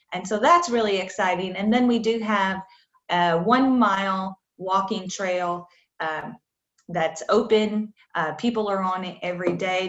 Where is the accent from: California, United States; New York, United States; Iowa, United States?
Iowa, United States; moved away as an adult; also born or lived in Kentucky; now in Winchester, United States; I am originally from Iowa. Uh, I came to Kentucky to get my graduate degree at the University of Kentucky.